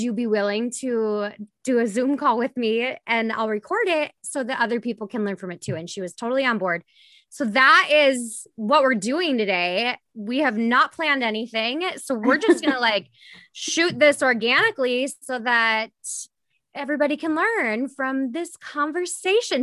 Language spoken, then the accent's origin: English; Minnesota, United States; being a Minnesotan